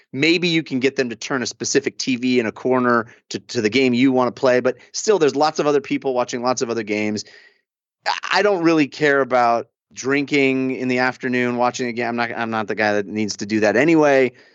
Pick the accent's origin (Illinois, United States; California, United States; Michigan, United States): California, United States; Bay Area; now in Los Angeles, United States; I grew up in the Bay Area